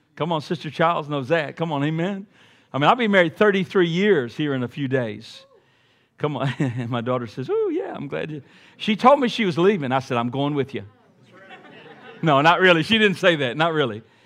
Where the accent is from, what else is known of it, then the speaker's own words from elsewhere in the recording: Montgomery, Alabama, United States; growing up in Montgomery, Alabama